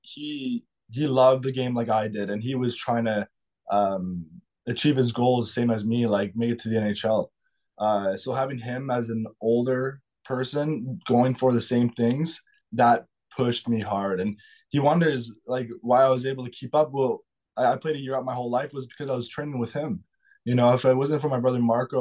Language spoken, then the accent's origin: English; Sudbury, Ontario, Canada; moved away; growing up in Sudbury